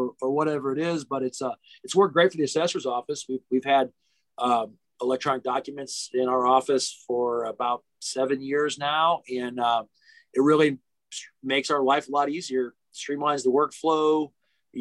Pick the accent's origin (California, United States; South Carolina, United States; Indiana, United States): Indiana, United States; near Gary, Northwest; now in Lafayette, United States; I grew up in Northwest Indiana, where it was a lot of Democrats, were by Gary